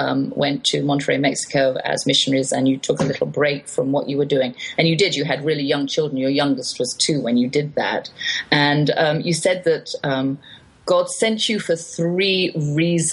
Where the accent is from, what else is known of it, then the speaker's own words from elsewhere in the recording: England, United Kingdom; accent: English; moved away as an adult; now in United States; I suppose everybody speaks like me in England